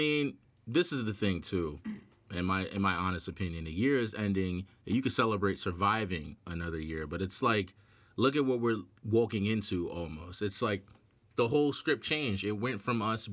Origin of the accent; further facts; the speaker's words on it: New York, United States; I'm from New York.